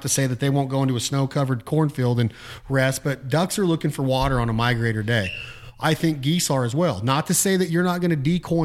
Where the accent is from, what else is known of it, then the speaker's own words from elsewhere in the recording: Nevada, United States; I'm from Nevada